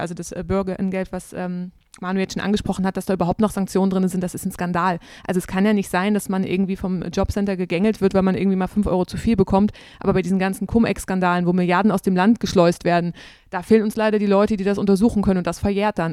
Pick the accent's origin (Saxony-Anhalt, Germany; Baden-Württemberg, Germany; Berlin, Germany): Saxony-Anhalt, Germany; moved away; meiner Heimat Sachsen-Anhalt vom Dorf